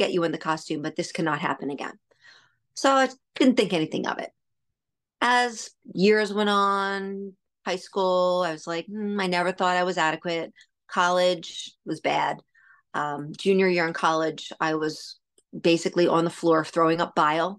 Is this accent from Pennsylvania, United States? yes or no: yes; Pennsylvania, United States; I was from Pennsylvania